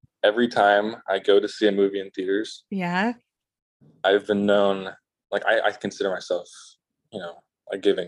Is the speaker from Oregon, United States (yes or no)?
yes; West Linn, Oregon, United States; I'm from West Lynn.